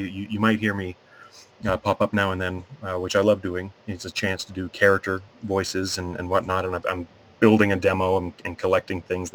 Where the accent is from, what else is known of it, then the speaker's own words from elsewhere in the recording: Mississauga, Ontario, Canada; moved away as an adult; now in Sarnia, Canada; I'm originally from Mississauga.